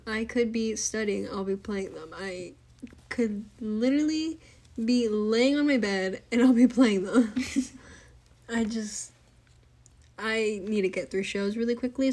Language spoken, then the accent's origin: English; Arizona, United States; we're from Arizona